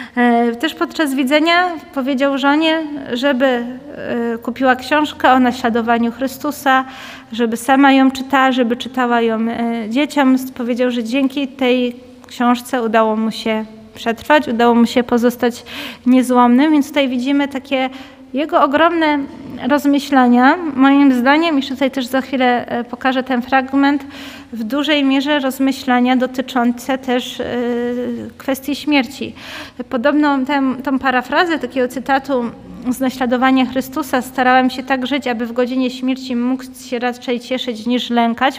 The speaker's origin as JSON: {"language": "Polish", "town": "Katowice", "region": "Silesian Voivodeship", "country": "Poland", "said": "u nas w Katowicach"}